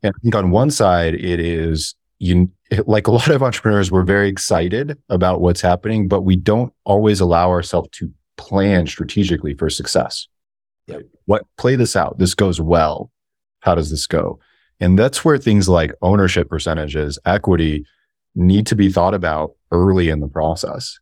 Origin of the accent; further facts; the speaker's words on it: Alaska, United States; I grew up in Alaska